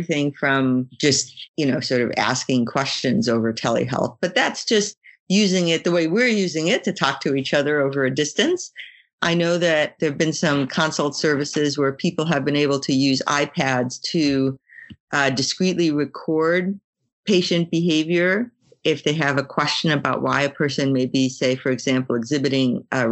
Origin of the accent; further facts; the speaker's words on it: Brisbane, Queensland, Australia; my hometown, which is Brisbane